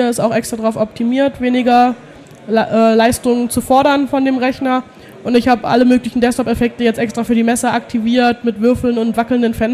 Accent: Baden-Württemberg, Germany; Ferne. Ich komme aus der Nähe von Heidelberg.

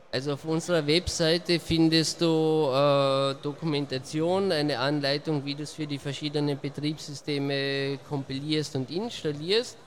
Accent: Austria; Ich komme aus Österreich, also ziemlich weit angereist.

